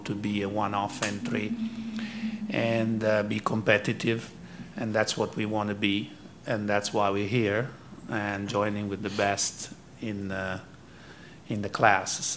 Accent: Modena, Emilia-Romagna, Italy; now in United States; As a boy, growing up in Modena

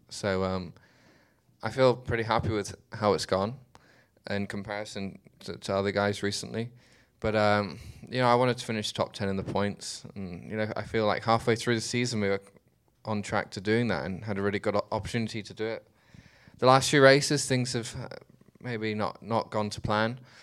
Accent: Dubai, United Arab Emirates; I was born in Dubai, I grew up there

